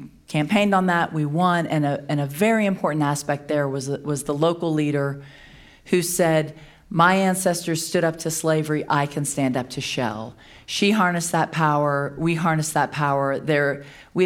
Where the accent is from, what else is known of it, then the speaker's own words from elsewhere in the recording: Louisiana, United States; I'm from Louisiana